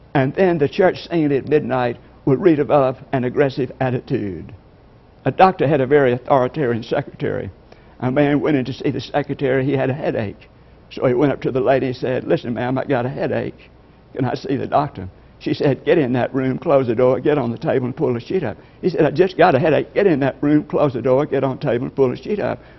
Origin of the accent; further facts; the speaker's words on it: LaGrange, Georgia, United States; I'm from LaGrange, Georgia